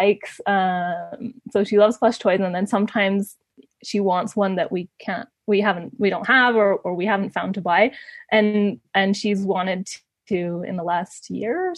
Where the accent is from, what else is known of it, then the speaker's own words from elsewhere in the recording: Ecuador; also born or lived in Canada; I mostly grew up here in Ecuador, but my whole family's in Canada.